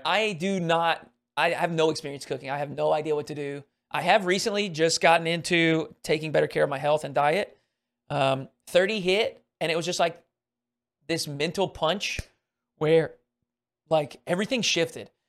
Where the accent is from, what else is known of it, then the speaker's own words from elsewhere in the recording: Arkansas, United States; I grew up in Arkansas